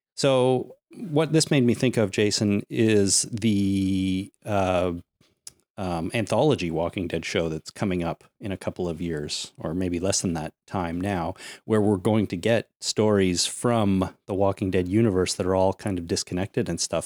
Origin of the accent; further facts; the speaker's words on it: Canada; I'm also a Canadian. I pay lots of taxes here